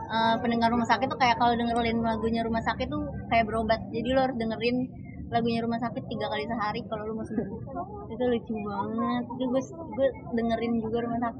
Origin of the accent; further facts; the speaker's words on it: Bandung, West Java, Indonesia; born there; bener gue lahir di Bandung jadi gue suka